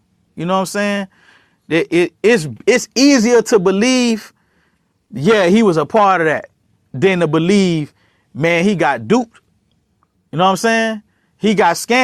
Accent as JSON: {"language": "English", "town": "Miami", "region": "Florida", "country": "United States", "said": "I'm from Miami"}